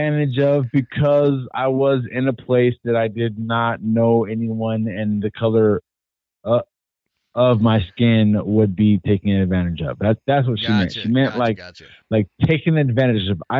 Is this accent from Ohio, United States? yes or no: no; California, United States; I'm from California